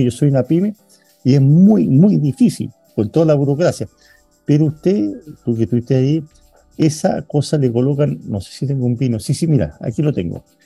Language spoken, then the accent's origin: Spanish; Chile; como chileno, como chileno